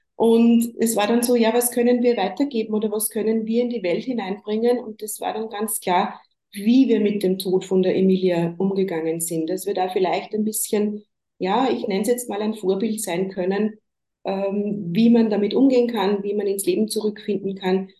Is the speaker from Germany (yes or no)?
no; Upper Austria, Austria; Ich komme aus Oberösterreich, wohne da im Großraum Linz mit meiner Familie.